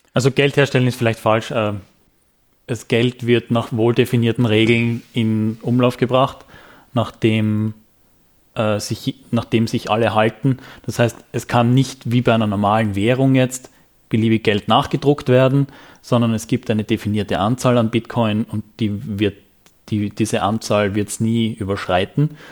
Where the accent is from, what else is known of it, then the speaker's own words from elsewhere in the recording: Graz, Styria, Austria; Ich bin Grazer